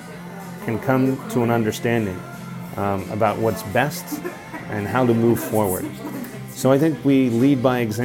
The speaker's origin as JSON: {"language": "English", "region": "Texas", "country": "United States", "tie": "born or raised there", "moved": "as an adult", "said": "my home country, in my home state of Texas"}